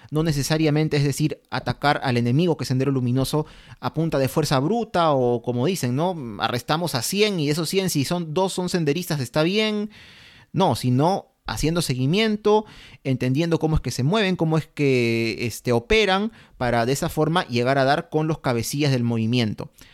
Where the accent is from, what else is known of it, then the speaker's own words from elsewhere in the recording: Peru; nosotros obviamente como peruanos